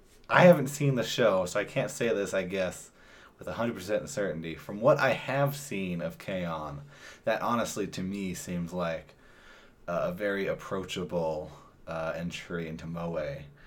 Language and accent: English; Idaho, United States; I'm from Idaho. I think you can guess who I went to high school with.